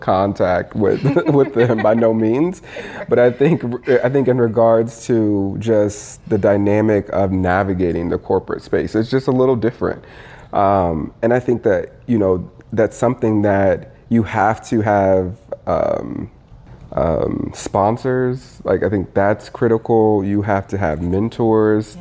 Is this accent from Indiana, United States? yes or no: yes; Indiana, United States; moved away; also born or lived in Michigan / Minneapolis; I was raised in Indiana